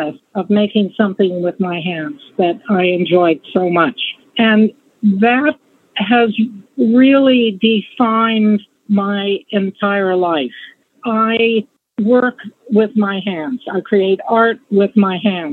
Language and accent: English; Montana, United States; I was born and raised in Montana